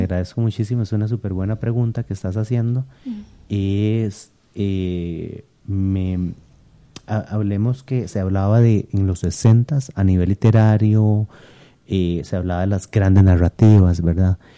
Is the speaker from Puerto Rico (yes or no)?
no; Costa Rica; moved away as an adult; also born or lived in eastern United States